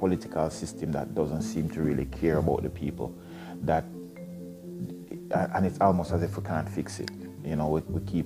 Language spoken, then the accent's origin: English; Jamaica; moved away as an adult; now in Ontario, Canada; I love being Jamaican.